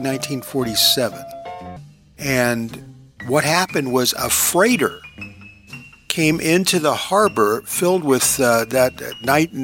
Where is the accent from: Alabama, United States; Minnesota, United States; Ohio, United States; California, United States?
California, United States; Long Beach; Long Beach, my hometown